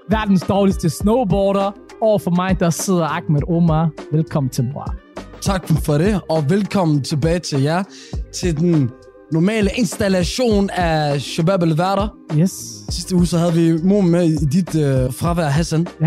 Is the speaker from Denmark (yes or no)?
no; Somalia; Så den første somalier nogensinde. Og jeg er den bedste somalier til det, at gå ud fra.